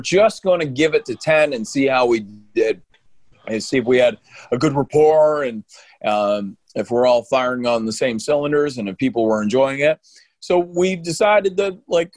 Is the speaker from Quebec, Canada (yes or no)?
no; New Brunswick, Canada; I was born in New Brunswick.